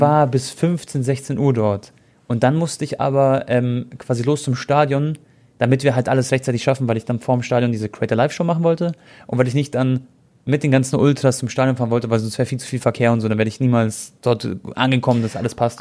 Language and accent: German; Munich, Bavaria, Germany; ich bin in München geboren